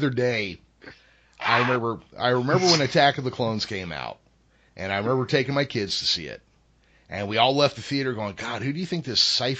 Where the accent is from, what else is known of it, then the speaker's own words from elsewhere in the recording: Modesto, California, United States; I grew up in George Lucas's hometown. I was 4 years old when Star Wars came out.